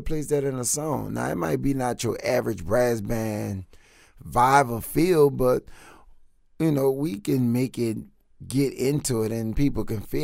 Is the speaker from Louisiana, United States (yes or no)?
yes; New Orleans, Louisiana, United States; we're from New Orleans